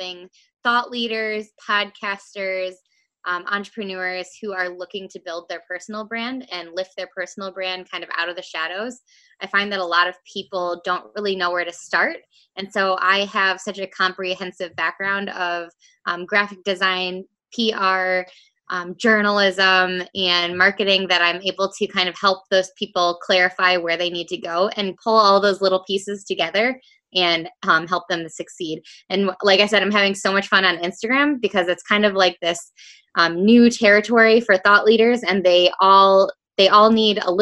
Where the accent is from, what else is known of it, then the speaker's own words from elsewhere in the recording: Rockford, Illinois, United States; I am from the Chicago area, specifically Rockford, Illinois in the U.S.